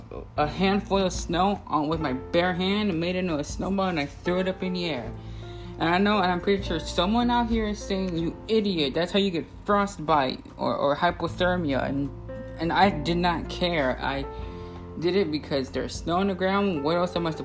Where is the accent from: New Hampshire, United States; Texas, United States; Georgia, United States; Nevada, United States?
Texas, United States; I'm from Texas